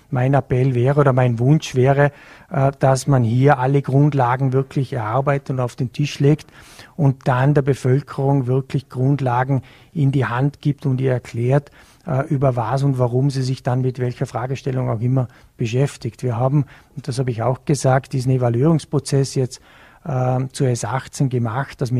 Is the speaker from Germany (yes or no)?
no; Bregenz, Vorarlberg, Austria; Ich bin ja in, in Bregenz aufgewachsen, habe in Hart auch Sport betrieben